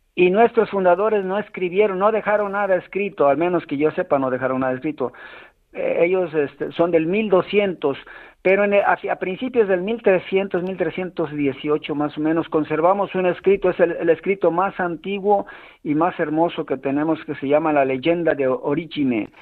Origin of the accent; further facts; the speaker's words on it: Mexico City, Mexico; moved away as an adult; now in Plasencia, Spain; en México, pues yo nací en la Villa de Guadalupe